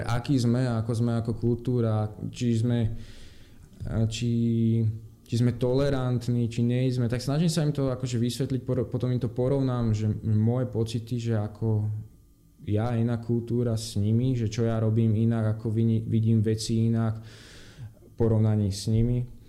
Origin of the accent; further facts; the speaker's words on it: Slovakia; moved away as an adult; also born or lived in Denmark; now in Brazil; Slovensko povieš